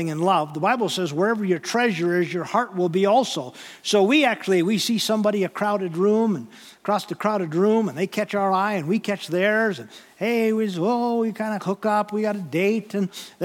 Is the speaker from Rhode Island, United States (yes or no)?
no; North Dakota, United States; I grew up in North Dakota